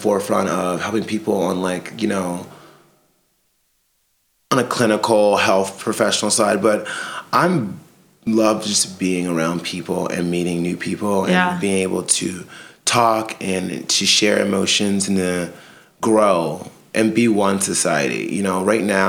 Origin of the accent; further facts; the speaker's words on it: Salisbury, Maryland, United States; moved away as an adult; also born or lived in Connecticut; now in New York City, United States; in Maryland, there's a small city called Salisbury, Maryland.